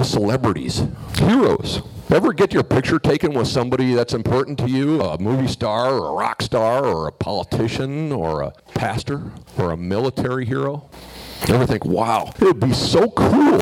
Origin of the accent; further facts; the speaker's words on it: suburbs of Minneapolis, Minnesota, United States; moved away as an adult; I was raised in the suburbs of Minneapolis